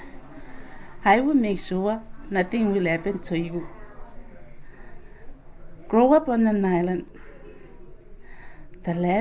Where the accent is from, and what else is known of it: Kiribati